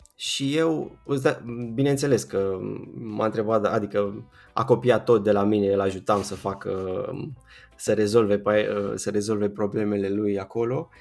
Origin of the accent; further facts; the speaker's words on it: a commune near Bucharest, Giurgiu County, Romania; moved away as an adult; now in Bucharest, Romania; nu sunt din București, sunt uh, dintr-o comună de pe lângă București, uh-huh. la vreo 20 de kilometri